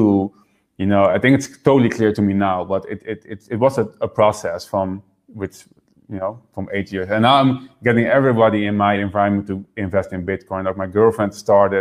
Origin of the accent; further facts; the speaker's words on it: Netherlands; also born or lived in Houston, Texas; I was born in the Netherlands, and then we moved to Houston, Texas, and I lived there a few years until my parents got divorced and I moved back to the Netherlands with my mom.